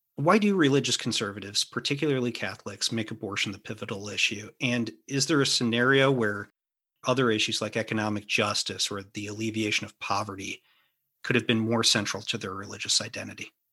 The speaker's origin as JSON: {"language": "English", "town": "St. Louis", "region": "Missouri", "country": "United States", "tie": "born or raised there", "said": "I grew up in Saint Louis."}